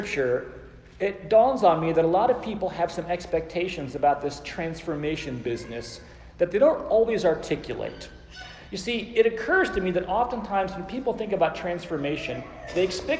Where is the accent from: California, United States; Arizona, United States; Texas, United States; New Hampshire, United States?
Arizona, United States; Phoenix; moved away as an adult; also born or lived in Oklahoma City; I came home from Oklahoma Christian to my ancestral home in Phoenix, Arizona